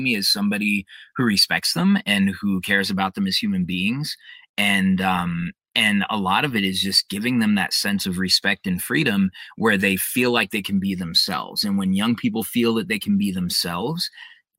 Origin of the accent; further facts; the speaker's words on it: Denver, Colorado, United States; I was born and raised in Denver, Colorado